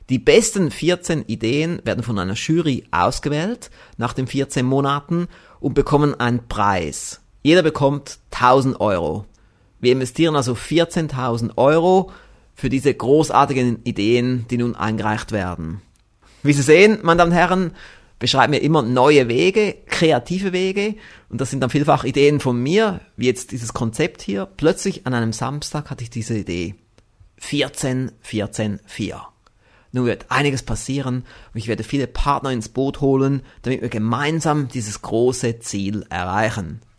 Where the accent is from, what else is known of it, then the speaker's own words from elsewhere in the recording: Konolfingen, Bern, Switzerland; Ich bin aus Konofingen, das ist in der Nähe von Bern.